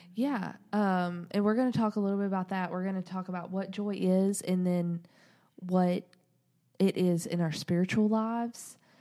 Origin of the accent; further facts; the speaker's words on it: the South, United States; we're from the South